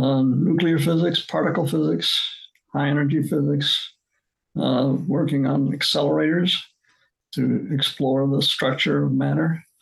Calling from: Baltimore, Maryland, United States; I'm calling from my retirement home in Baltimore, Maryland.

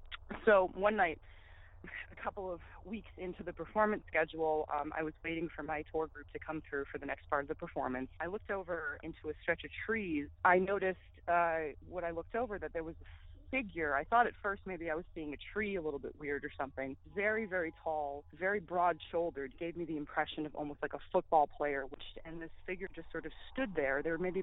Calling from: Massachusetts, United States; Hi, I'm calling from Massachusetts.

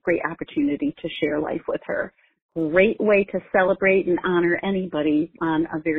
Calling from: Novi, Michigan, United States; I'm calling from Novi, Michigan.

